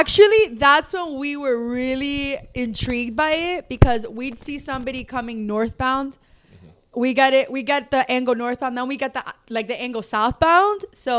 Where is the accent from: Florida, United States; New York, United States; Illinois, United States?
Florida, United States; Miami; Even me being born and raised in Dade